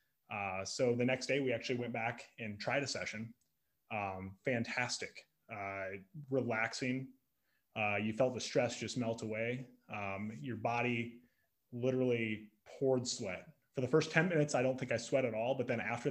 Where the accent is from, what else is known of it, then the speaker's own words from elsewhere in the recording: Sioux Falls, South Dakota, United States; also born or lived in Lincoln, Nebraska; now in Omaha, United States; I'm from Sioux Falls